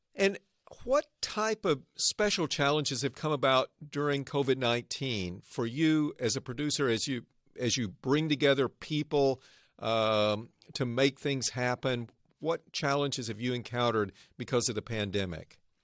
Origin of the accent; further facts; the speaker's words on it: Arkansas, United States; now in Northern California, United States; I grew up in Arkansas. Now I live and work in the innovation heartland